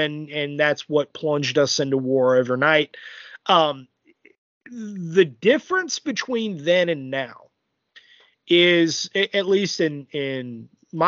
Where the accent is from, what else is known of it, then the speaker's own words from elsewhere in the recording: United States; I'm an American